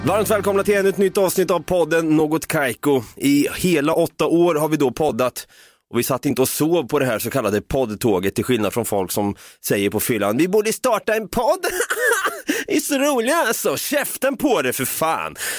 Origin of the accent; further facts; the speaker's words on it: Norrköping, Östergötland, Sweden; vi är båda från Norrköping